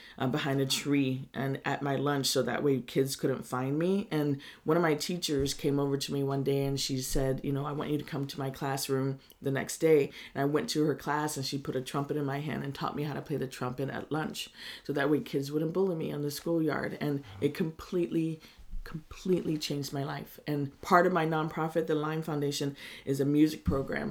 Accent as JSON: {"language": "English", "town": "Middletown", "region": "California", "country": "United States", "tie": "born or raised there", "also_born_or_lived": "Berkeley, California", "said": "I grew up in Middletown and Hidden Valley, and my parents moved uh, me and my brother up there when we were I was five years old. We lived in Berkeley"}